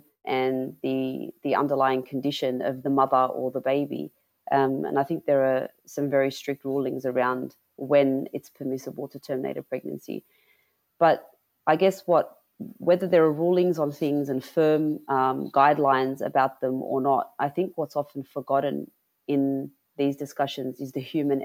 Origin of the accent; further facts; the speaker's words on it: Sydney, New South Wales, Australia; I was born and raised in Sydney, New South Wales, by two Lebanese migrant parents